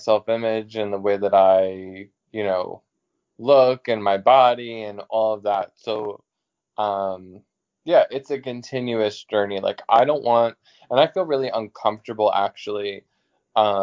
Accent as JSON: {"language": "English", "region": "New York", "country": "United States", "said": "I'm from New York."}